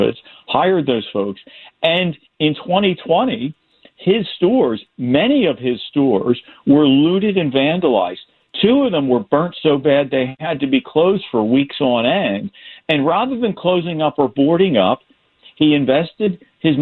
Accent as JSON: {"language": "English", "town": "Philadelphia", "region": "Pennsylvania", "country": "United States", "tie": "born or raised there", "moved": "yes", "said": "born and raised in Philly and still follows it"}